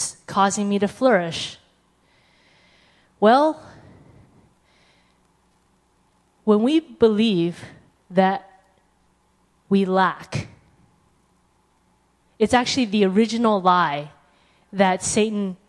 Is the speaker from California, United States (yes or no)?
yes; California, United States; I'm from California